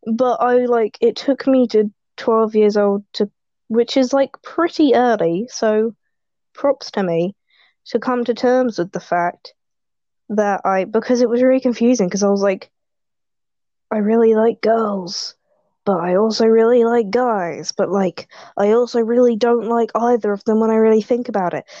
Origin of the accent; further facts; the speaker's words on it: United Kingdom; I am British